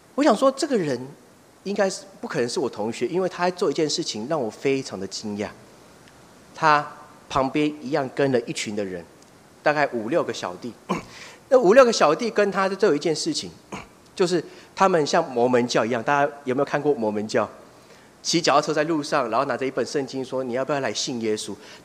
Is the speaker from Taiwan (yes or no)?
yes; Taiwan; 我们台湾人还有另外一句谚语叫做“打断不， 打定也不会滚，剩一定也抢抢滚。”